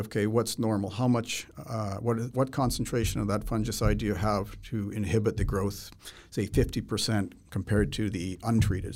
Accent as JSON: {"language": "English", "region": "Manitoba", "country": "Canada", "tie": "born or raised there", "moved": "yes", "lives_now": "Saskatchewan, Canada", "said": "When I was a kid growing up in Manitoba"}